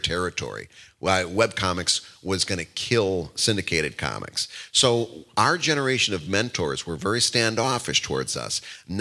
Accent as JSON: {"language": "English", "region": "Midwest", "country": "United States", "moved": "yes", "lives_now": "Philadelphia, United States", "said": "I'm from the Midwest"}